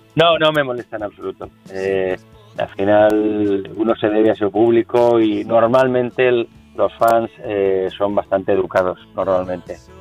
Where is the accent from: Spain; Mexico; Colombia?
Spain; San Sebastián, Basque Country; also born or lived in Caracas, Venezuela; toda mi familia es donostierra